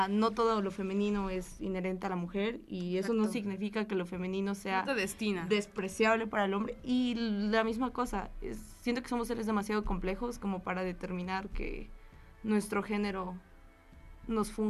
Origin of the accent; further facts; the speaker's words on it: Mexico; no soy solamente mujer, soy mujer mexicana